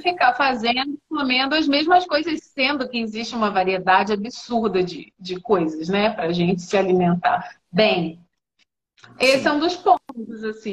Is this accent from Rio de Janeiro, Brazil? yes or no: yes; Rio de Janeiro, Brazil; now in Ribeirão Preto, Brazil; em Ribeirão Preto, sou carioca